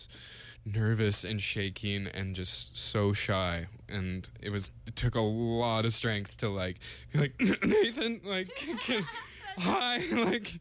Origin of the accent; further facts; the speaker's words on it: the Northwest, Pacific Northwest, United States; I grew up in the Northwest